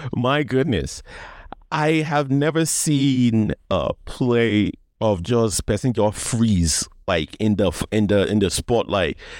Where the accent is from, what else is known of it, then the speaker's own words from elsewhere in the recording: Nigeria; I'm Nigerian